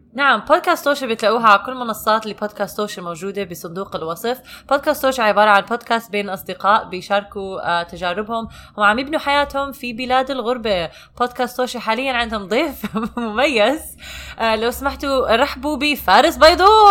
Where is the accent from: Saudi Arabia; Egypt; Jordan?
Jordan; moved away as an adult; now in United States; انا ربيت بالاردن ونقلت على امريكا وانا عمري 24 سنه